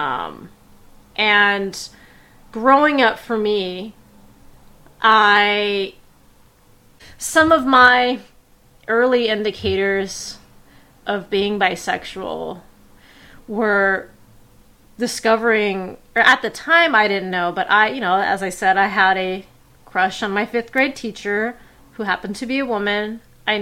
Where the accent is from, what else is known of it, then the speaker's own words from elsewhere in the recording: Bay Area, California, United States; I was raised in the Bay Area